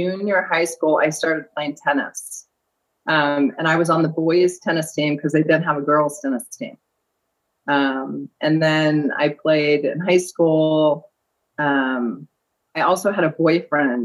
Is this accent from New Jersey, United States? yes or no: no; San Diego, California, United States; also born or lived in Reno/Lake Tahoe, Nevada; now in Reno, United States; I grew up in Southern California, San Diego, North County area